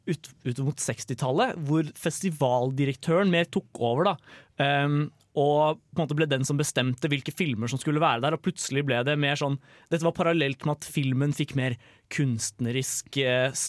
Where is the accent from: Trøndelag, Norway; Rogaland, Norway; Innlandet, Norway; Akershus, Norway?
Trøndelag, Norway; Jeg er trønder